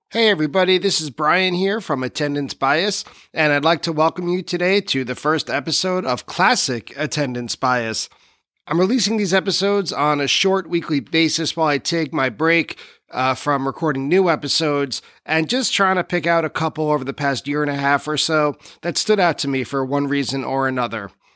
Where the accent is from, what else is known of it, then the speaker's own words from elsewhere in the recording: New York City, New York, United States; I grew up in New York City